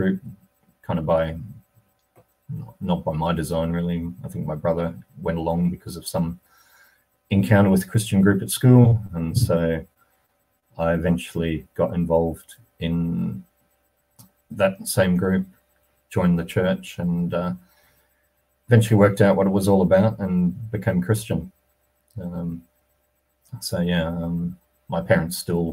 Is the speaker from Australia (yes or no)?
yes; Australia; moved away as an adult; also born or lived in United States / United Kingdom; I grew up mainly in Australia with a bit of time in the US.